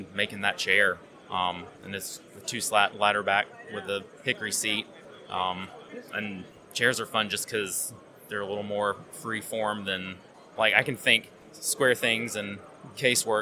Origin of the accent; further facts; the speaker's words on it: South Carolina, United States; moved away as an adult; now in Des Moines, United States; South Carolina originally, now Des Moines, Iowa.